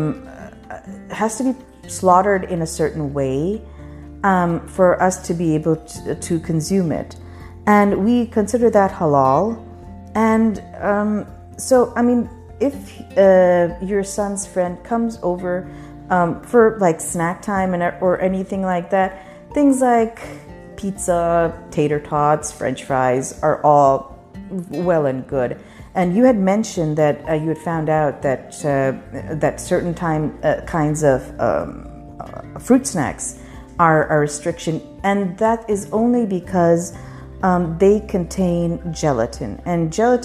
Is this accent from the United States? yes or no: no; Pakistan; When I grew up in Pakistan, none of the women in my family did